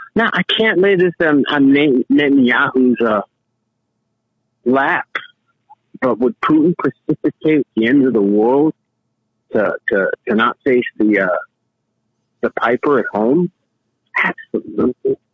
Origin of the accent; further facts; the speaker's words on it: New York, United States; also born or lived in Miami; I was raised in New York